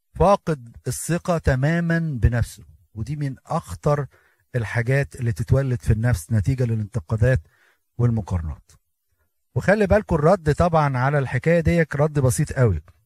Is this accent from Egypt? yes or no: yes; Egypt; احنا كمصريين